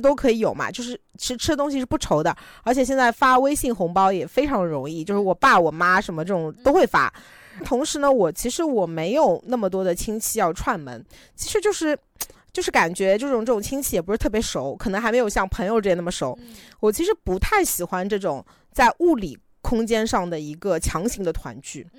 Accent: Shanghai, China; 我其实觉得在上海过年，就是，呃，我相信很多上海人都会有一样的感觉，就会感觉越来越没有年味嘛。

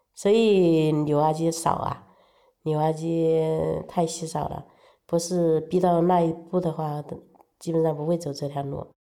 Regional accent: Wuhan area, Hubei, China; 我老家的话，隔那个工地的话有几十公里

